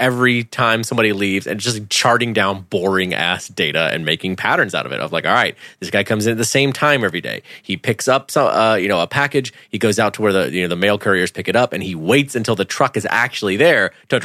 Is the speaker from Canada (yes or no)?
no; United Kingdom; I'm British